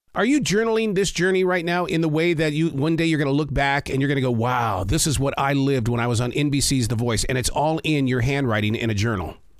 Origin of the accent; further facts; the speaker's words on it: Montana, United States; I grew up in the state of Montana